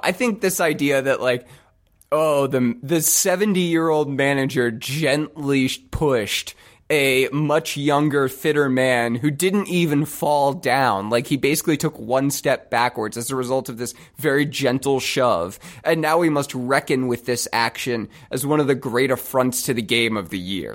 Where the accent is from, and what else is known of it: United States